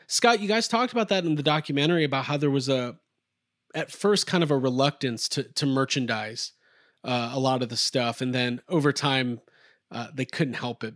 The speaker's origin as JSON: {"language": "English", "town": "Atlanta", "region": "Georgia", "country": "United States", "tie": "born or raised there", "said": "I grew up in Atlanta we're in Atlanta"}